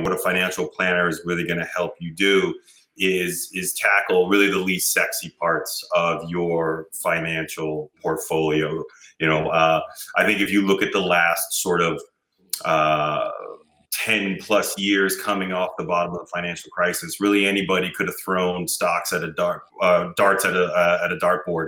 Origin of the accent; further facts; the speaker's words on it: New York City, New York, United States; I'm a New Yorker originally. I grew up in Queens and Brooklyn